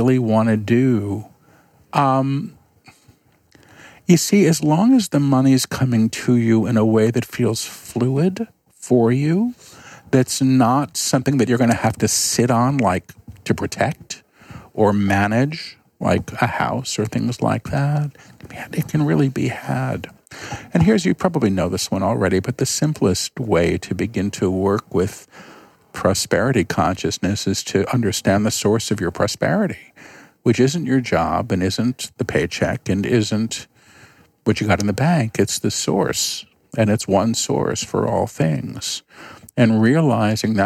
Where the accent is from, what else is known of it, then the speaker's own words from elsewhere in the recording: New York, United States; I'm a New Yorker